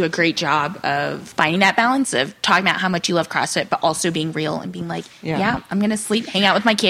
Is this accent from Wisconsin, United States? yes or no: no; Texas, United States; now in Boston, United States; I'm originally from Texas, but coming from Boston.